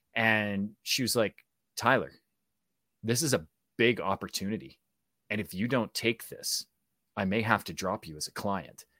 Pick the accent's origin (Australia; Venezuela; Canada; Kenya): Canada; accent: Canadian; I am full Canadian